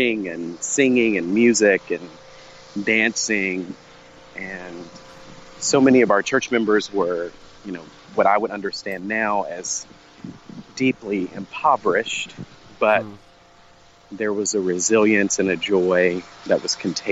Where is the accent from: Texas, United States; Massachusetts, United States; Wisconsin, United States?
Texas, United States; Fort Worth; I grew up in Fort Worth, Texas